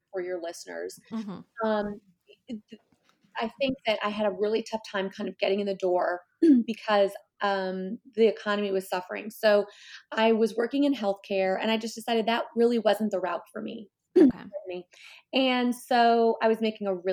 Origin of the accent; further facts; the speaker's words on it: Coral Springs, Florida, United States; also born or lived in Cleveland, Ohio; I grew up in South Florida in a town outside of Fort Lauderdale called Coral Springs, although I'm originally from Cleveland, Ohio, where most of my family remains.